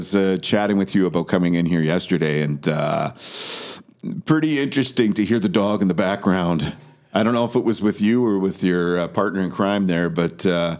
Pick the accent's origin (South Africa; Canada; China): Canada; Vancouver, British Columbia; born or raised there; moved away